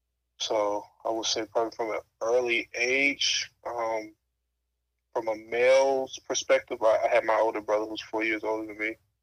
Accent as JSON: {"language": "English", "town": "Fort Lauderdale", "region": "Florida", "country": "United States", "tie": "born or raised there", "said": "Well, I'm from Fort Lauderdale, Florida. And what it's like growing up there, it's a typical inner city. I grew up in a neighborhood where it's a lot of, you know, violence and you know, drugs and stuff like that you might see."}